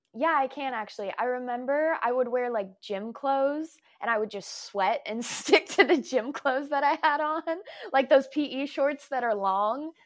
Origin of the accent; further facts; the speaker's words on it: Folsom, California, United States; also born or lived in Washington; I was born in Washington, but I was raised in Folsom.